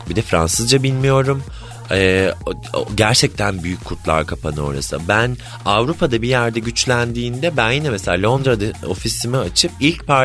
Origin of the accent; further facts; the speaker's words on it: Black Sea Region, Turkey; Bir de ben Karadenizliyim düşün.